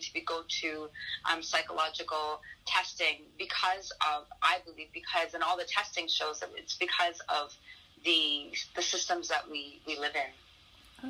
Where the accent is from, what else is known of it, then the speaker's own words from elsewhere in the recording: Toronto, Ontario, Canada; growing up in Toronto